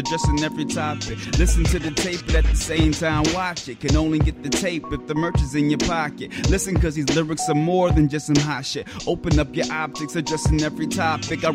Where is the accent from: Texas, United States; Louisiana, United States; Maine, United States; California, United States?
Louisiana, United States; Baton Rouge; I'm originally from Baton Rouge, born and raised